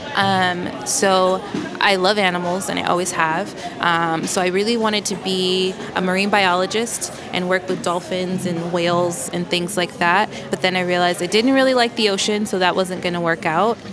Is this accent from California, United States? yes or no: yes; Los Angeles, California, United States; now in New York, United States; I grew up in Los Angeles